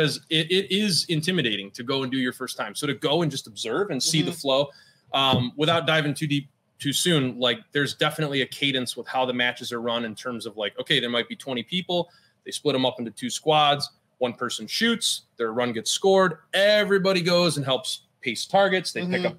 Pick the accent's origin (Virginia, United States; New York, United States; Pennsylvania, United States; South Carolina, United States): New York, United States; Finger Lakes area; I grew up in the Finger Lakes area.